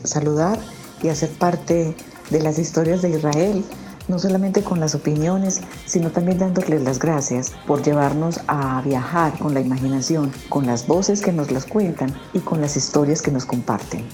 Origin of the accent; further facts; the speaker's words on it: Medellín, Antioquia, Colombia; soy de Colombia, Medellín